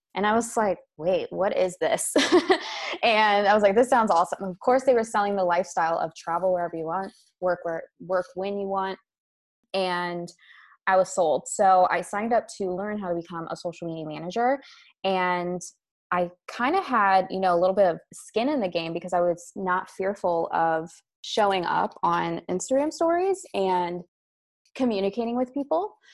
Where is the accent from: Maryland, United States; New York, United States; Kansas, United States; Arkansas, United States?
Maryland, United States; moved away as an adult; also born or lived in Europe; I am originally from Maryland in the United States, and I moved abroad to Europe with my husband about six and a half years ago